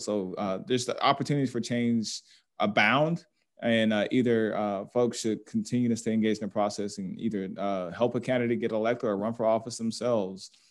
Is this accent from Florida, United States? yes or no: no; Atlanta, Georgia, United States; I'm a native of Atlanta, born and raised here